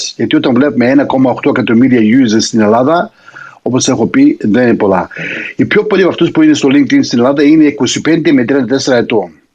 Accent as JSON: {"language": "Greek", "country": "Australia", "tie": "born or raised there", "also_born_or_lived": "Greece", "said": "είμαι στην πατρίδα μου εδώ στην Αυστραλία"}